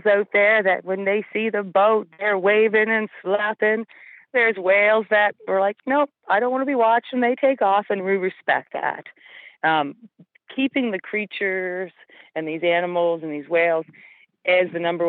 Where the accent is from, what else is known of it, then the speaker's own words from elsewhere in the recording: Yarmouth, Nova Scotia, Canada; I grew up in Yarmouth, so Y95 is a long part of my life.